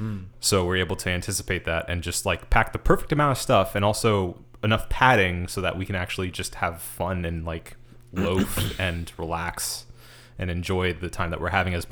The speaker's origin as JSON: {"language": "English", "country": "United States", "said": "Just because it was just the shock of being an American not in America for the first time."}